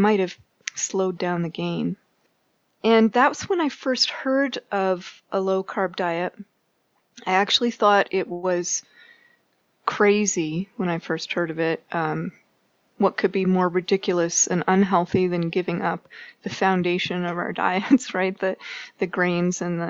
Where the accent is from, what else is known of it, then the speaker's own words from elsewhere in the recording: Canada; moved away as an adult; now in Boulder, United States; As a Canadian